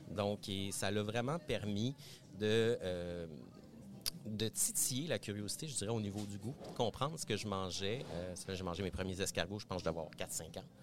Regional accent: Laval, Quebec, Canada; also born or lived in Montreal; Ben, je viens de Montréal. Je suis né à Montréal. J'ai grandi en banlieue de Montréal. Et oui, cette, euh, ce territoire qu'on appelle Laval euh, banlieusard. J'ai fait mon adolescence là-bas et tout.

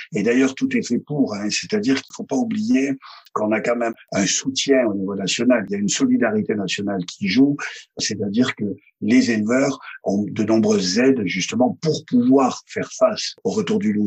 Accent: Provence-Alpes-Côte d'Azur, France; je suis fils d'assureur. C'est-à-dire que ça connaît dans mon bled des Hautes-Alpes. Mon père était assureur

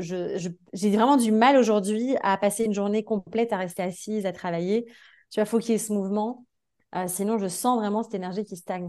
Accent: Belgium; moved away as an adult; mon pays. Enfin, tu vois, genre, j'ai quitté la Belgique

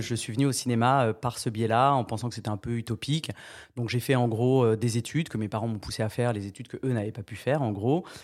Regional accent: France; je viens de Charente et du Tarn-et-Garonne

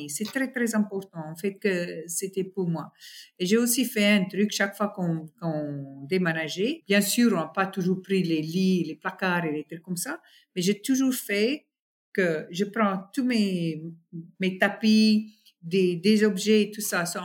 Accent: South Africa; là où j'ai grandi, c'est une petite ville dans une très, très grande serre euh, d'agriculture. ce c'est tous les fermières. On est tous très africains, très traditionnels, très ça. Et nos vacances, c'était au bord de la mer ou dans le Kruger Park.

